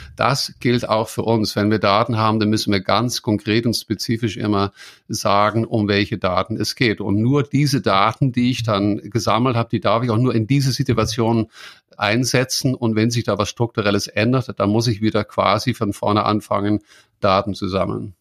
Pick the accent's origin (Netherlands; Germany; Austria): Netherlands; near Maastricht, Limburg; German is a second language; moved away; das ist nicht so weit weg von dort, wo ich geboren bin, in den Niederlanden